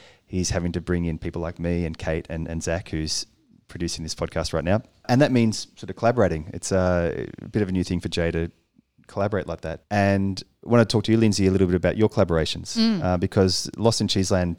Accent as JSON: {"language": "English", "country": "Australia", "said": "because I'm Australian."}